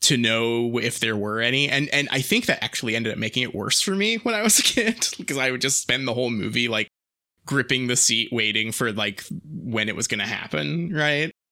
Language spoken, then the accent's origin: English; England, United Kingdom; we're English.